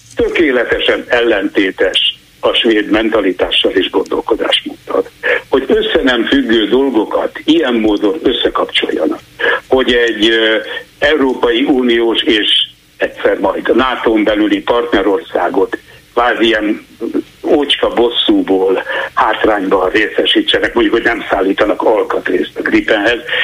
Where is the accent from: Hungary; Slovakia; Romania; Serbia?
Hungary; now in Sweden; magyarként itt élek